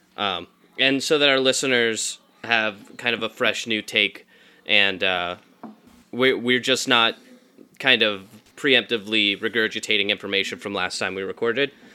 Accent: the Bible Belt, United States; I was raised in the Bible Belt

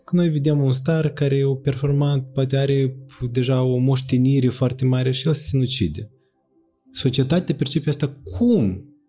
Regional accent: Moldova

